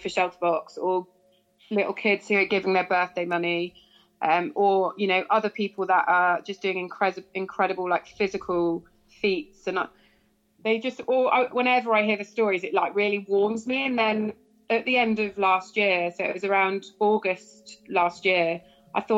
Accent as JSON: {"language": "English", "area": "Cornwall", "region": "South West England", "country": "United Kingdom", "said": "being a Cornish girl"}